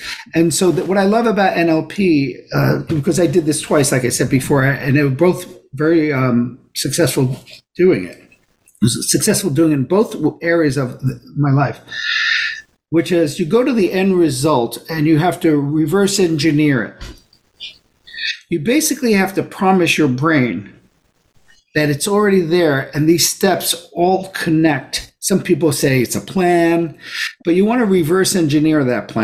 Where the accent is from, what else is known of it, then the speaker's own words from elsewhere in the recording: New York City, New York, United States; I grew up in Brooklyn